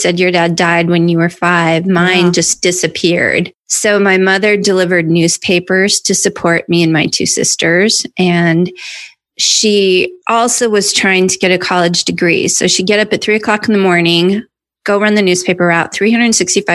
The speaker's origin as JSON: {"language": "English", "region": "North Idaho", "country": "United States", "also_born_or_lived": "New York", "moved": "as an adult", "said": "I was this hayseed from North Idaho. I went to New York."}